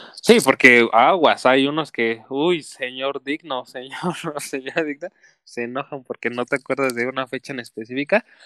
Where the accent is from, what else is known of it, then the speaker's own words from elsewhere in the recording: Mexico; como buen mexicano